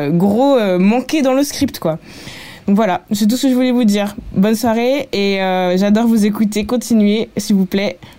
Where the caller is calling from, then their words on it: England, United Kingdom; Coucou la voix 9 quarts, euh … je vous écoute depuis l'Angleterre.